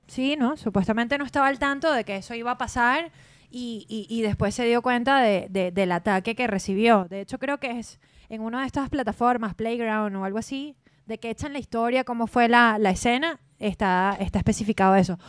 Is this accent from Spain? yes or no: no; Venezuela